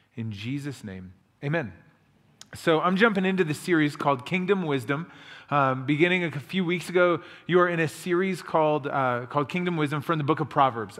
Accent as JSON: {"language": "English", "region": "Illinois", "country": "United States", "tie": "born or raised there", "moved": "as an adult", "lives_now": "Rhode Island, United States", "said": "Josh and I grew up together in Illinois"}